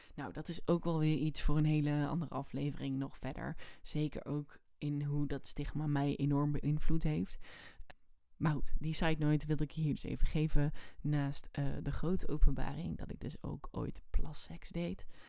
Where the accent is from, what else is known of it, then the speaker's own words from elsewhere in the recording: area around Oosterhout, North Brabant, Netherlands; de omgeving waar ik vandaan kom. Dat was dus in Oosterhout bij de AC